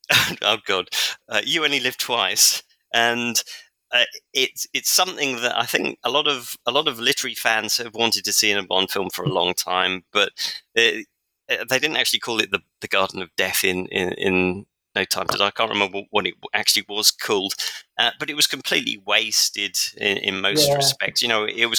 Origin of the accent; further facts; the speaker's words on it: London, United Kingdom; moved away; I was born in London, so I know London pretty well, even though I haven't lived in the UK for a long time